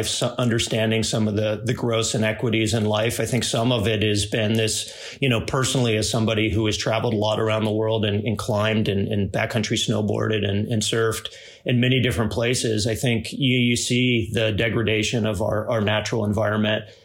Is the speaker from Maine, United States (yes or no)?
no; Cocoa Beach, Florida, United States; moved away as an adult; also born or lived in Salt Lake City, Utah; I grew up in Cocoa Beach, Florida